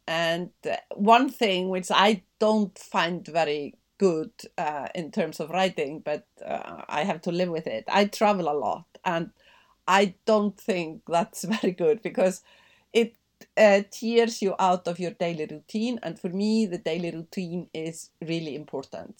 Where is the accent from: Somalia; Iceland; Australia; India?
Iceland; also born or lived in Denmark; now in London, United Kingdom; growing up in Iceland